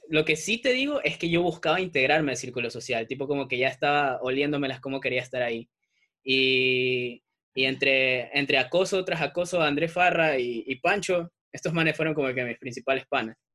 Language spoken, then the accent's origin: Spanish; Guayaquil, Guayas, Ecuador; born there; also born or lived in Salinas; Mira, nací en Guayaquil, luego me fui a vivir a Salinas, mi papá es marino, entonces ya te imaginas cómo va la cosa.